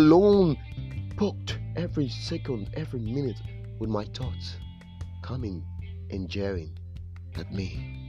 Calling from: Benin City, Edo, Nigeria; I'm reaching you from Nigeria, Benin City.

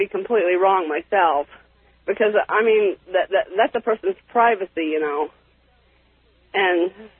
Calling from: Wendell, Idaho, United States; I'm calling from Wendell, Idaho.

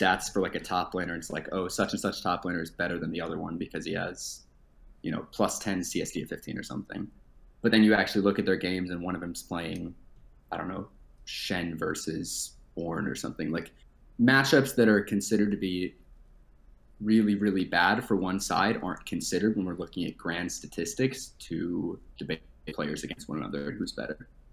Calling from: Madison, Wisconsin, United States; I'm calling from Madison, Wisconsin

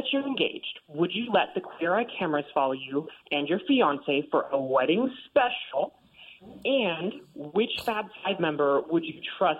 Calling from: Phoenix, Arizona, United States; I'm calling from Phoenix.

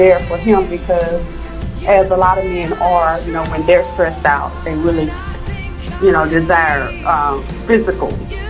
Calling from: Arlington, Texas, United States; I'm calling from Arlington, Texas.

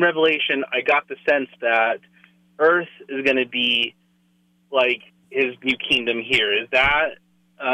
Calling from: Denver, Colorado, United States; I'm calling from Denver.

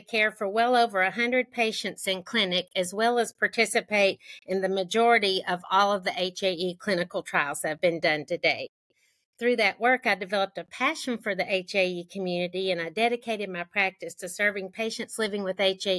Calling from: Birmingham, Alabama, United States; I'm joining from Sweet Home, Alabama, here in Birmingham.

